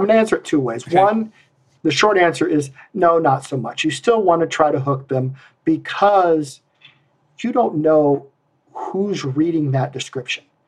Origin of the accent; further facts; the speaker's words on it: Iowa, United States; I'm from Iowa because nobody uses the word bushel